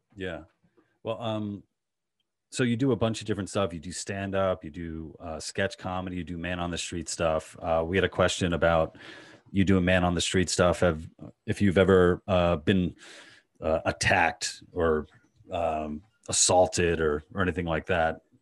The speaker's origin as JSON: {"language": "English", "region": "New York", "country": "United States", "tie": "born or raised there", "said": "New York, in Queens"}